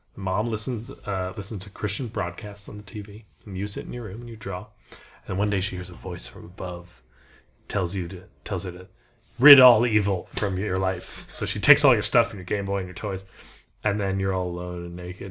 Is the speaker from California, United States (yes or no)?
yes; Beverly Hills, California, United States; moved away; I was from Beverly Hills